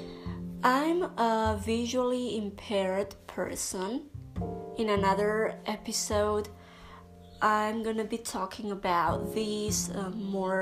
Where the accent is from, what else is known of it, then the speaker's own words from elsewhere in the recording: Canary Islands, Spain; first language Spanish; English is a second language; I'm a Spanish speaker. I'm from the Canary Islands, Spain